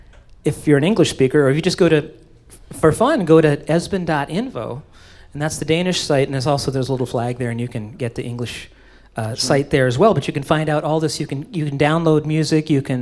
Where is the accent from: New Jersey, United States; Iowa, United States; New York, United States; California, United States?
Iowa, United States; Oskaloosa; I grew up in Oskaloosa, Iowa.